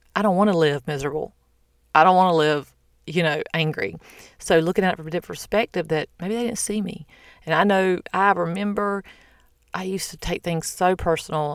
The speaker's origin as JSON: {"language": "English", "region": "the South", "country": "United States", "said": "I'm from the South"}